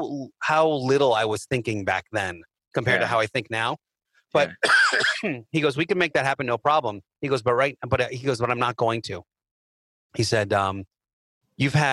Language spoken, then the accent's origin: English; Philadelphia, Pennsylvania, United States; I'm from Philly